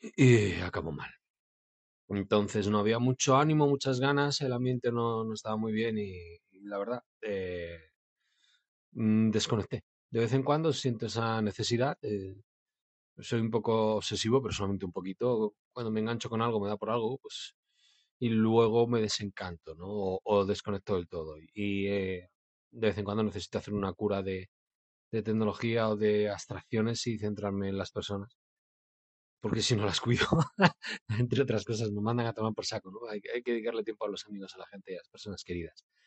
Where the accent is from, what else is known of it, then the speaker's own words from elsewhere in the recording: Bilbao, Basque Country, Spain; Y yo soy de Bilbao